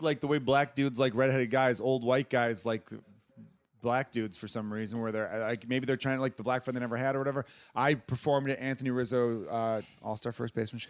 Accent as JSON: {"language": "English", "country": "Ireland", "said": "Yeah. Because I'm Irish. I think Irish people are the best."}